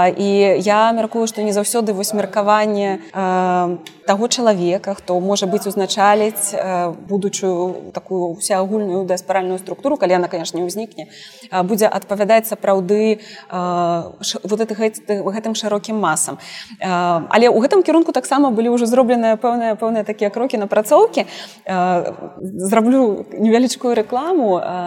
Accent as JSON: {"language": "Belarusian", "country": "Belarus", "said": "мы беларускі народ"}